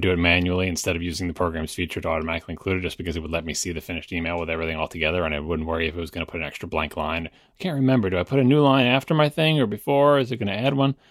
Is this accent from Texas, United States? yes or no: no; New York, United States; I say water fountain because I'm from New York